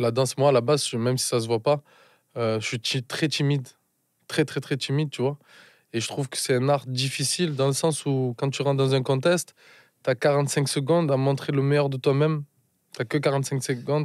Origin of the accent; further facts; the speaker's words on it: Marseille, Provence-Alpes-Côte d'Azur, France; Je suis né à Marseille, j'ai grandi à Marseille